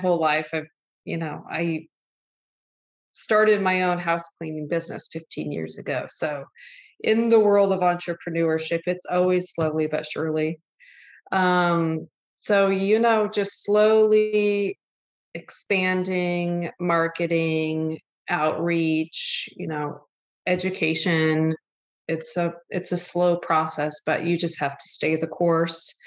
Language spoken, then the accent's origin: English; Syracuse, Indiana, United States; I grew up, I mean, looking back on it now, I'm just so lucky. I was just up there actually this last weekend, but it's a lake up in northern Indiana called Lake Papakichi. And it's in Syracuse